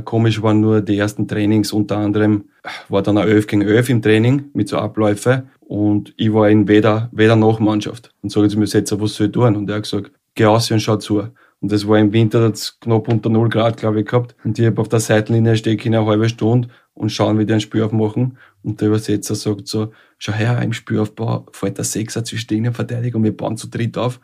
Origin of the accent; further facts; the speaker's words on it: Scheiblingkirchen, Lower Austria, Austria; moved away as an adult; also born or lived in Vienna / South Korea / Denmark; dort, wo ich herkomme, wo ich aufgewachsen bin